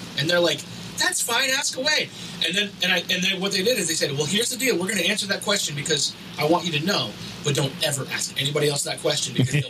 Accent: Pennsylvania, United States; I grew up in Rowlett, Pennsylvania.

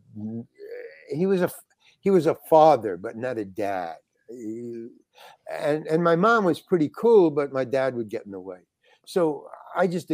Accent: New York City, New York, United States; I was born in Manhattan. Yeah. Manhattan General Hospital

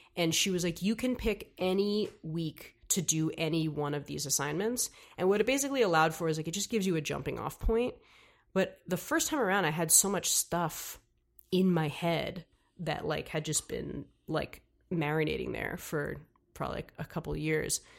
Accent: New York City, New York, United States; I'm from here, from New York

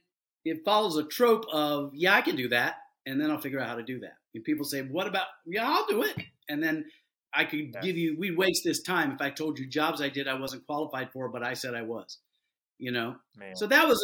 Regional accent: Deep South, United States; I developed that growing up in the Deep South

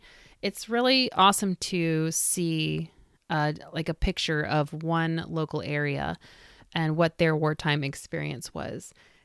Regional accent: Illinois, United States; I grew up in Vermilion County, Illinois. Much of my family is from the smaller communities that surround Danville.

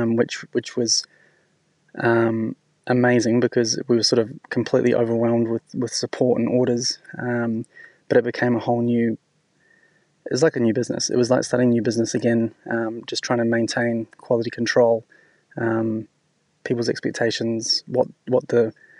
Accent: New Zealand; now in Sydney, Australia; I'm originally from New Zealand, and when my boss in New Zealand used to have his book in the office, and I always thought what an amazing restaurant it was, and came to Sydney

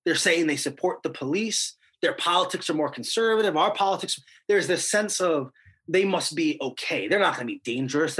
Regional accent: Cleveland, Ohio, United States; my hometown of Cleveland

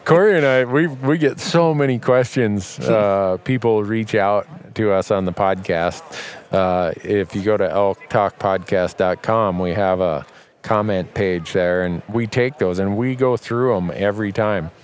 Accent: Montana, United States; my home state of Montana

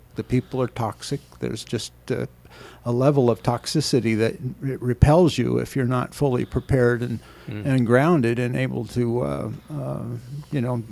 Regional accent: Anaheim, California, United States; I grew up in Anaheim

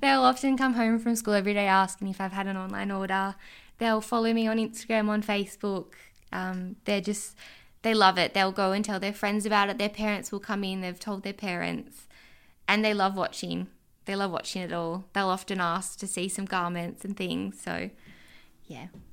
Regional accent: Orange, New South Wales, Australia; moved away as an adult; also born or lived in Sydney; Orange is my hometown.

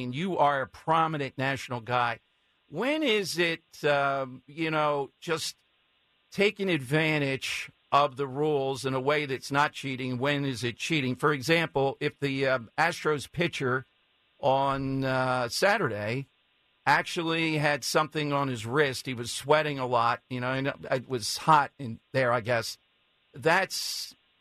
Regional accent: Philadelphia, Pennsylvania, United States; I'm from South Philly

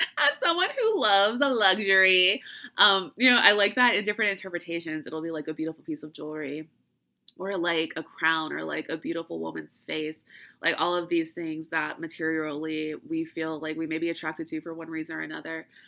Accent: Louisiana, United States; I'm from Louisiana

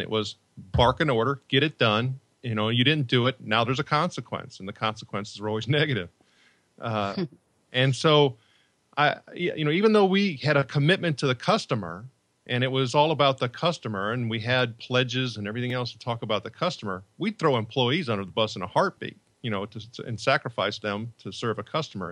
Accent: Northwest Indiana, United States; also born or lived in Chicago; I grew up in Northwest Indiana

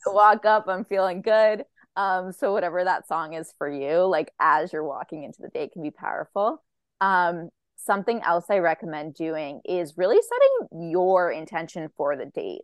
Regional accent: Boston, Massachusetts, United States; I'm from Boston

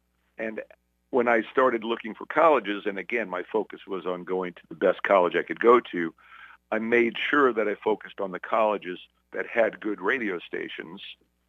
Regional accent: Brooklyn, New York, United States; accent: Brooklyn; and I was, you know, I was from Brooklyn, and I was talking like this back then. I hadn't lost my accent yet.

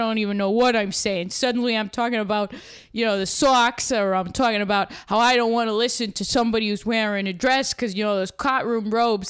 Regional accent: Brockton, Massachusetts, United States; accent: Boston; Yeah, so I'm from Brockton, which is just outside of Boston. It's a little rough around the edges, some people say. But I'm born and raised there.

